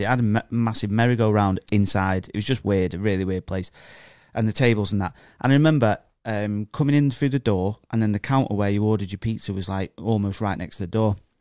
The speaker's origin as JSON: {"language": "English", "region": "England", "country": "United Kingdom", "said": "I'm an, I'm a English person"}